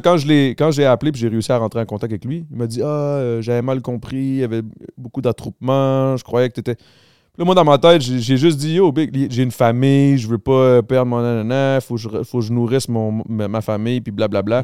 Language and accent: French; Montreal, Quebec, Canada; Moi, je viens du Grand Montréal.